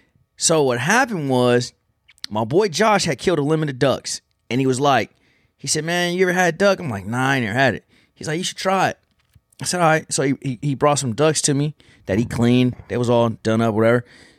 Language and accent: English; California, United States; But I got a couple homies that I grew up with back in Cali, man.